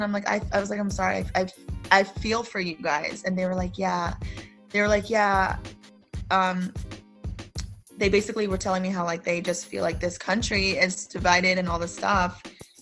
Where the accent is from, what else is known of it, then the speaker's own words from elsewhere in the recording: United States; as a Filipino American, like I feel proud now to say I'm American